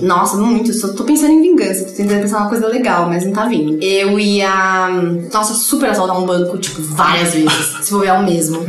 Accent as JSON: {"language": "Portuguese", "region": "São Paulo", "country": "Brazil", "tie": "born or raised there", "said": "Pinheiros, eu sou tipo ultra bairrista. Eu nasci e morei no mesmo bairro a vida inteira"}